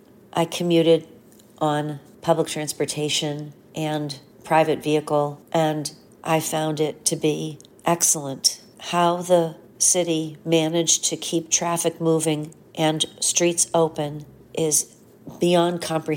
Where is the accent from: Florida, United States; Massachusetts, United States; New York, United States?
Massachusetts, United States; Boston; I'm from the Greater Boston area.